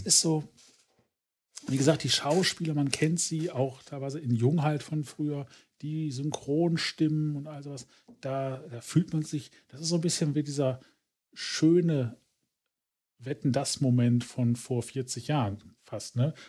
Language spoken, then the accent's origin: German; Ruhr area, North Rhine-Westphalia, Germany; ich komme aus dem Ruhrgebiet